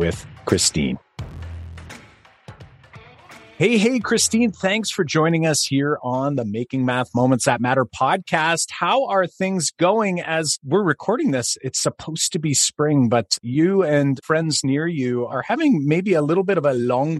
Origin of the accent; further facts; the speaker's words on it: Canada; fellow Canadian math moment maker